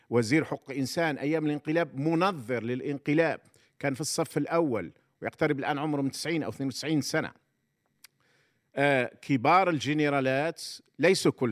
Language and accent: Arabic; Algeria; احنا نسموه عندنا في الجزائر كنا نسموهم الحركه